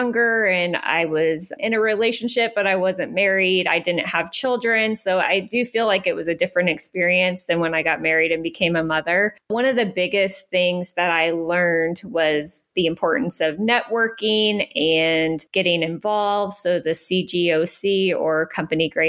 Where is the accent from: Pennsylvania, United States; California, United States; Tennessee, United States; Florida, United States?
Pennsylvania, United States; moved away as an adult; now in Biloxi, United States; we're from Pennsylvania.